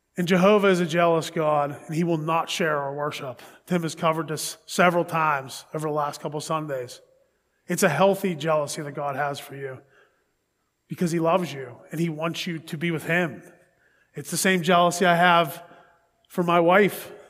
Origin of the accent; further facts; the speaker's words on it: Pittsburgh, Pennsylvania, United States; that's my hometown. That's where I'm from.